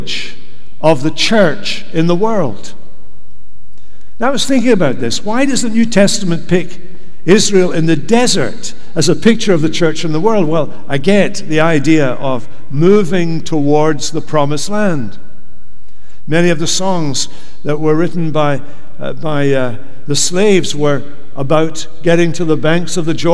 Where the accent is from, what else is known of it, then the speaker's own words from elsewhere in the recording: Scotland, United Kingdom; moved away as an adult; now in United States; we come from Scotland